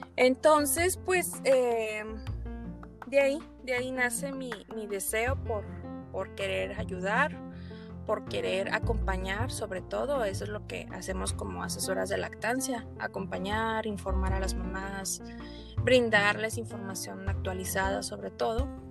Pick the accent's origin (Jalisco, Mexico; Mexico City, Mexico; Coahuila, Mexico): Coahuila, Mexico; Torreón; now in Hermosillo, Mexico; yo soy originaria de Torreón Coahuila